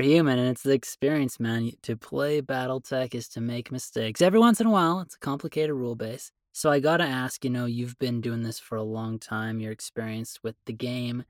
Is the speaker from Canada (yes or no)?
yes; Canada; I'm a Canadian